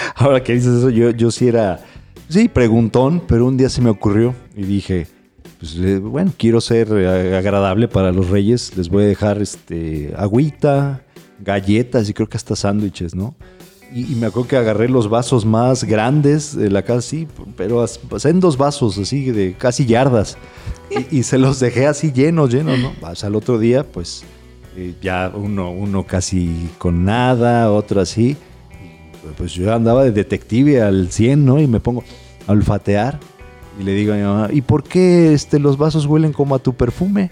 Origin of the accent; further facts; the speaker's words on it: Mexico; Aquí en esta casa somos mexicanos